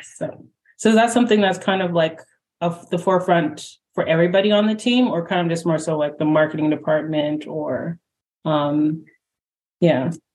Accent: Canada; now in Toronto, Canada; I'm in Toronto and I'm Canadian

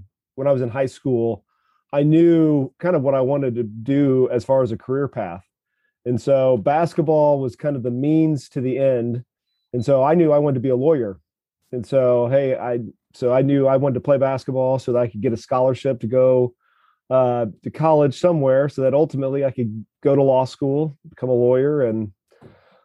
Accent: Kansas City, Missouri, United States; I grew up just in South Kansas City

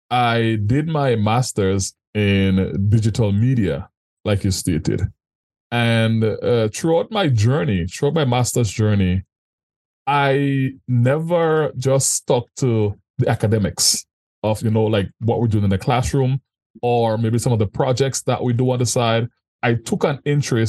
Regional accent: Paradise, Saint Andrew, Grenada; moved away as an adult; also born or lived in Mexico; now in Canada; I was born and raised in Grenada, in St. Mm-hmm. Andrew, Paradise to be exact

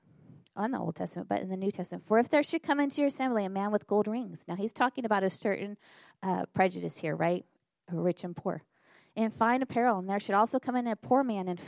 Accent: Northern California, United States; moved away as an adult; now in Battle Creek, United States; When we moved to Michigan, I was raised in Northern California

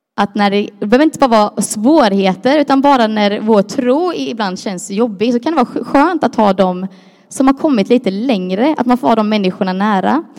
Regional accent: Croatia; jag är ju kroat som en del vet, och är man kroat så tycker man om att vara lite överdriven

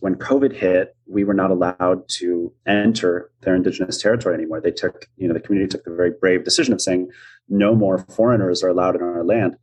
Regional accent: United States; myself as an American

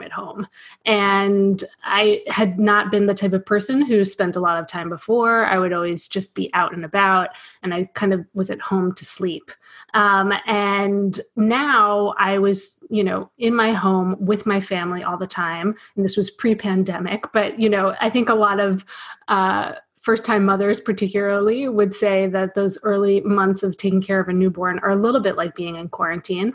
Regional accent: New York City, New York, United States; now in Philadelphia, United States; I grew up in New York City. I grew up in apartment buildings.

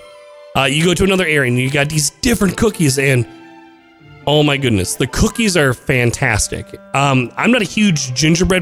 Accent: Midwest, United States; I'm from the Midwest, and we get snow.

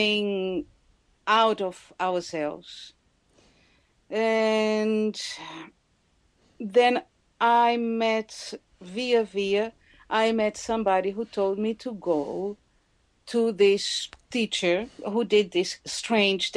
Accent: Brazil; moved away; I come from Brazil

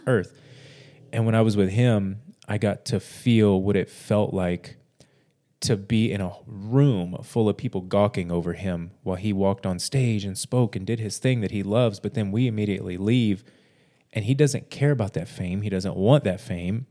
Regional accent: Corpus Christi, Texas, United States; I'm from Corpus Christi, and my dream is to live in Fort Worth

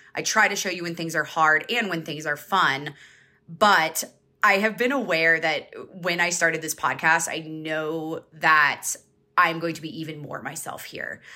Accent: Georgia, United States; I grew up in Georgia, so I grew up in the South

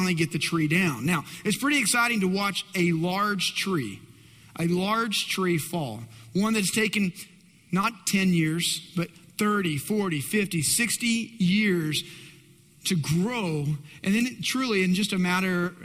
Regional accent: West Texas, United States; I grew up in West Texas.

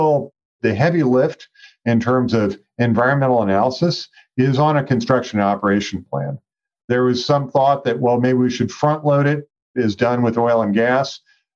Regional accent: United States; I grew up sailing on the Chesapeake Bay

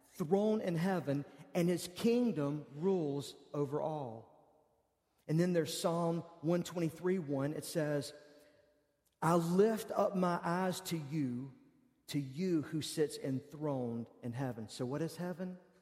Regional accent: United States; I'm an American

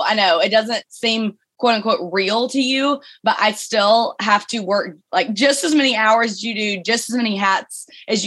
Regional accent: Birmingham, Alabama, United States; You probably heard my accent. I'm from Birmingham, Alabama.

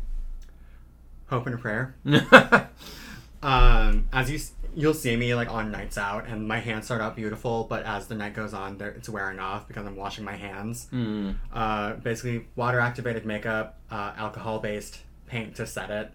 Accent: the Badlands, North Dakota, United States; now in Twin Cities, United States; It's where I grew up

